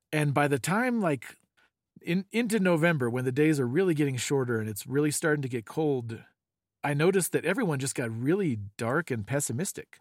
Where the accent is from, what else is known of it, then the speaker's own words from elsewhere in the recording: California, United States; we grew up in California